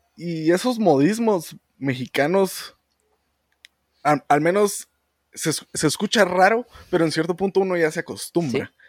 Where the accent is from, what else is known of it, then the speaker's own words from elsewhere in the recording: Guatemala; Mucha, muchas de nuestra gente, nuestro pueblo, mm. tiene ciertas actitudes que toda Guatemala tiene